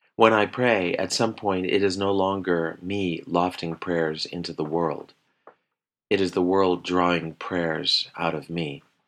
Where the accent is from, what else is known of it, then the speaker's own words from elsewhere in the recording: Chicago, Illinois, United States; moved away; growing up in Chicago